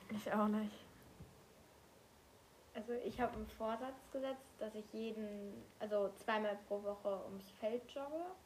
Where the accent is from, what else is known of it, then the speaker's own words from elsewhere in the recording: Saarland, Germany; Aber ich kannte das nicht, weil da, wo ich herkomme, im Saarland, gibt es das nicht.